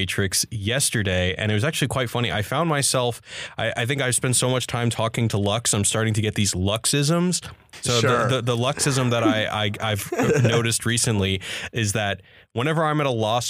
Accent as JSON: {"language": "English", "town": "Houston", "region": "Texas", "country": "United States", "also_born_or_lived": "Austin, Texas", "said": "I am from Houston, Texas, and I actually went to college in Austin."}